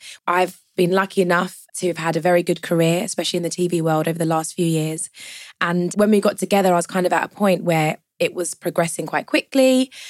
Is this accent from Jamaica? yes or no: yes; Jamaica; So I'm Jamaican, so family events always go with Tupperware because there's always food left over.